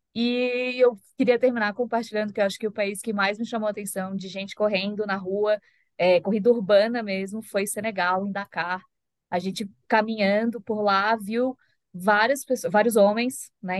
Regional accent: Florianópolis, Santa Catarina, Brazil; moved away; eu sou de Floripa. Então, eu também cresci no mar

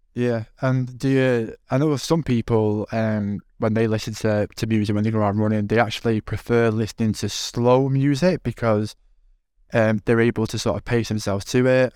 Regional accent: Manchester, North West England, United Kingdom; accent: Manc; I'm, I'm, like, as mank as they come, so I won't, I won't be in my accent

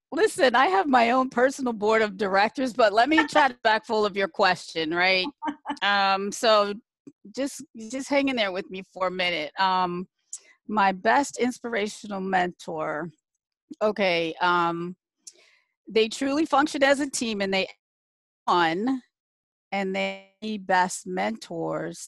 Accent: Michigan, United States; moved away as an adult; also born or lived in Canton, Ohio / Washington, D.C.; was born in Canton, Ohio, um, the home of the Football Hall of Fame for those who are football fans. Um, my dad got a job at General Motors, so he moved us to Michigan. So I was raised in Michigan

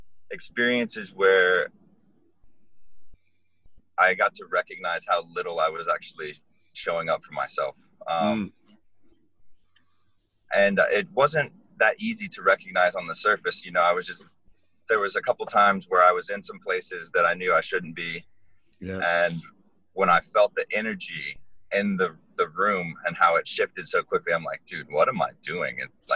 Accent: Hawaii, United States; born there; also born or lived in Florida; now in Iowa, United States; I was born in Hawaii and lived there for a little while.

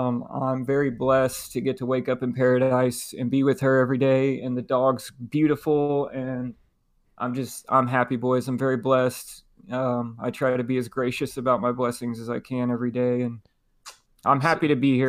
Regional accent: Arlington, Texas, United States; moved away as an adult; now in San Diego, United States; I grew up in Arlington, okay, Arlington High School.

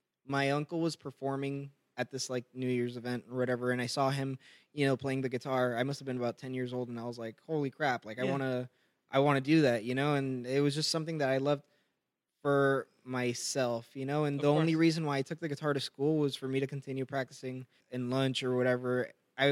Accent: Miami, Florida, United States; also born or lived in Pembroke Pines, Florida; I grew up in Miami. I moved there when I was about 4 years old, and I lived in Miami up until I was about 13, and then I've lived in Pembroke Pines ever since

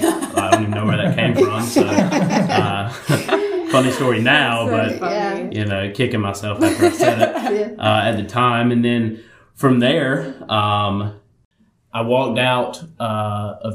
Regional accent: Florence, South Carolina, United States; I am from Florence, here in Florence, and I grew up here, went to Florence Christian

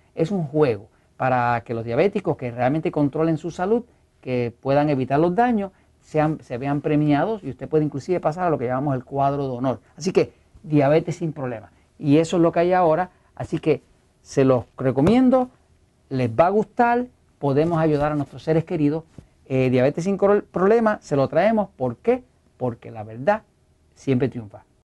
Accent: Puerto Rico; Acá hablamos puertorriqueño, no sabemos hablar español, eh, hablamos spanglish

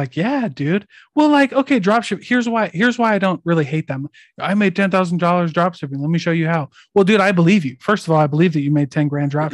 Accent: Iowa, United States; I'm from Iowa

